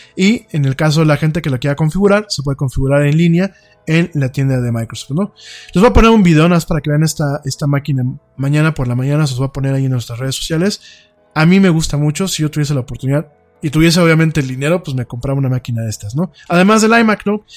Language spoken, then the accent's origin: Spanish; Mexico